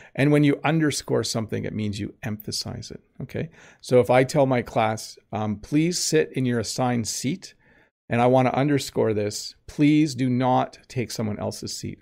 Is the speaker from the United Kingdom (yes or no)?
no; Southern Ontario, Canada; I'm from Southern Ontario. I'm from the province of Ontario in Canada